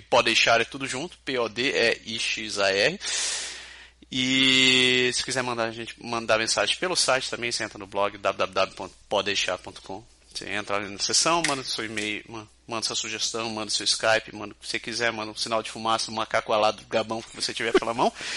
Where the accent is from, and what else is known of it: Curitiba, Paraná, Brazil; now in Quebec City, Canada